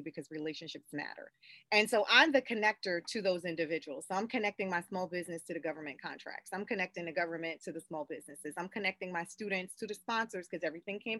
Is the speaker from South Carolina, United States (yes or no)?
yes; South Carolina, United States; I grew up in the South, born and raised in South Carolina